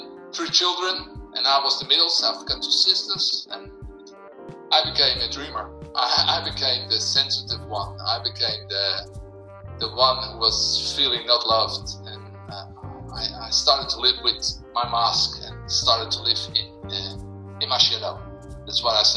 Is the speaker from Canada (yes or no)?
no; Landsmeer, North Holland, Netherlands; also born or lived in Amsterdam; now in Purmerend, Netherlands; I was born in Amsterdam, and I always lived in around Amsterdam and other cities. And the biggest part, I lived in Landsmeer.